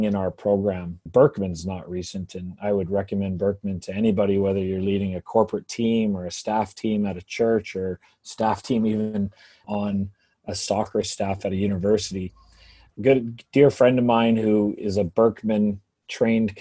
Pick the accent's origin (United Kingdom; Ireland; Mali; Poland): United Kingdom; England; now in Canada; growing up in England